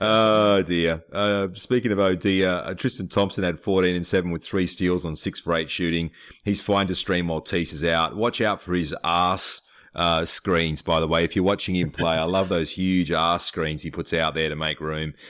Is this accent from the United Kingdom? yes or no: no; Australia; I'm from Australia